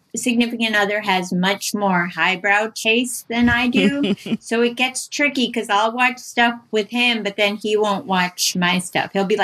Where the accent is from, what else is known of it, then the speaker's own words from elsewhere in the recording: D.C., DC-Maryland-Virginia area, United States; moved away; That's where I'm from. I'm not from Potomac, but I'm from the D.C., Maryland, Virginia area.